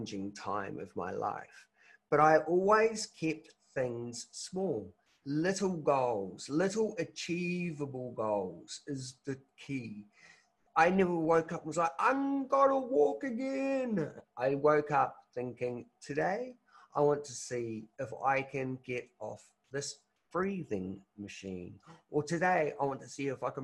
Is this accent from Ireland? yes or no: no; New Zealand; I'm from New Zealand